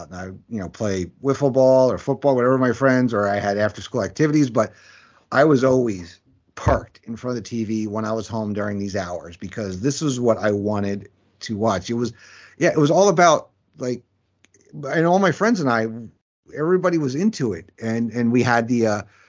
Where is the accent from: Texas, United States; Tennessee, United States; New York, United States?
New York, United States; For me, growing up in New York, it was on Channel 11, which is PIX, which is a CW channel now, at 4 o'clock.